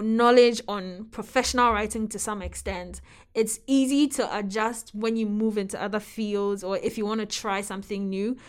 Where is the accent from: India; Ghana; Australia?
Ghana; moved away; I was born and raised in Ghana